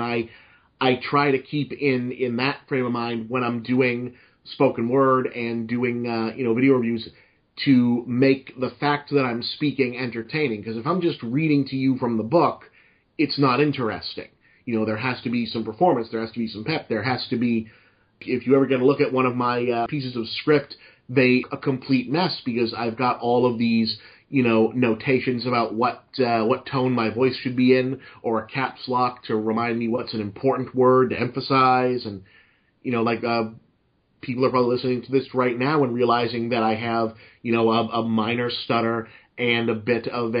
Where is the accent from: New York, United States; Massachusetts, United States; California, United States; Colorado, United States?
Massachusetts, United States; accent: Boston; slipping back into my normal Boston accent